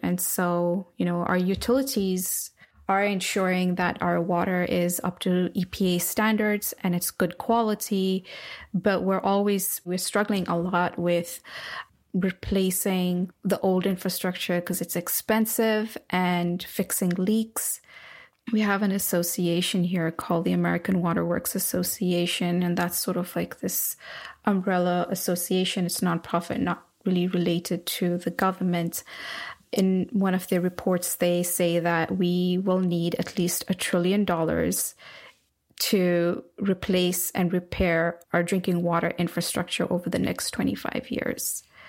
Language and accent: English; Nairobi, Kenya; now in United States; when I was growing up in Nairobi